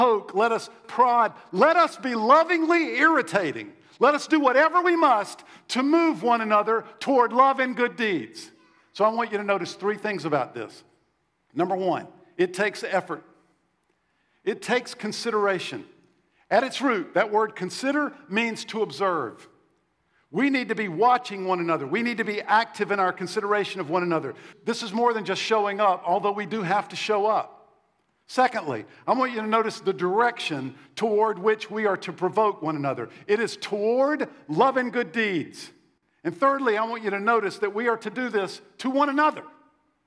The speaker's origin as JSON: {"language": "English", "region": "South Carolina", "country": "United States", "tie": "born or raised there", "said": "When I was little, I grew up in the Bible Belt in South Carolina"}